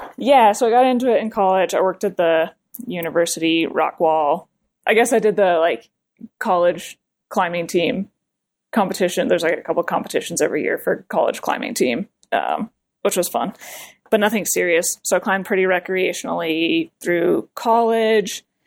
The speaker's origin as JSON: {"language": "English", "region": "Colorado", "country": "United States", "tie": "born or raised there", "also_born_or_lived": "New Jersey", "moved": "as an adult", "said": "I grew up in Colorado"}